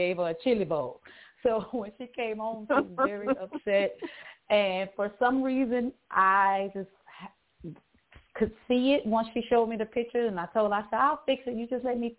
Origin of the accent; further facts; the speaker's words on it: Shreveport, Louisiana, United States; moved away as an adult; now in Atlanta, United States; I'm from Shreveport, Louisiana, born and raised